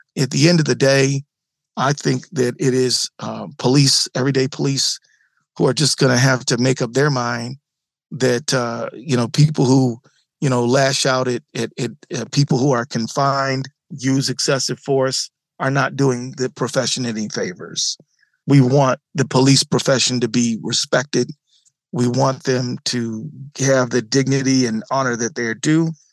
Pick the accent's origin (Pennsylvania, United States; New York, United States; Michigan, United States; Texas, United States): Michigan, United States; Detroit; now in Minnesota, United States; I grew up in Detroit where there was civil unrest